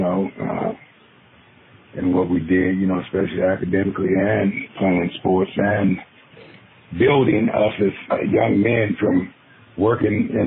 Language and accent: English; Coolidge, Arizona, United States; growing up when I was a kid, growing up in Randolph and Coolidge